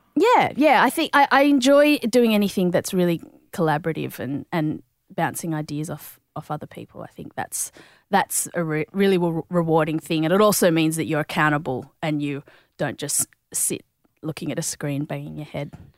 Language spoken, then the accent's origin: English; Sydney, New South Wales, Australia; I grew up in, I guess, South Sydney, in, around Peakhurst